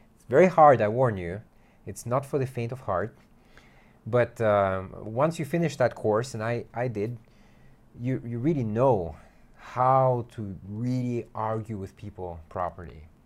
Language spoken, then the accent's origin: English; United States; I'm American